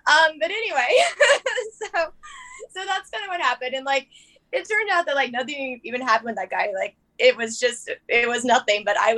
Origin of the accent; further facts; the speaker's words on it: Texas, United States; So I'm a bit of a vagabond. I'm originally from Texas